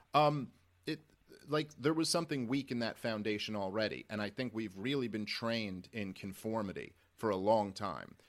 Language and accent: English; New York City, New York, United States; I'm a Jew from Brooklyn